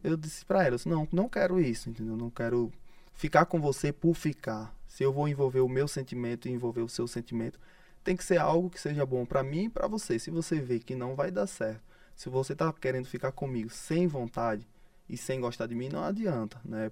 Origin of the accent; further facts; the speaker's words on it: Arauá, Sergipe, Brazil; now in Aracaju, Brazil; Na verdade, eu nasci em Arauá, né? Sou de Arauá, cidade próxima, próxima distância ali, Umbaúba.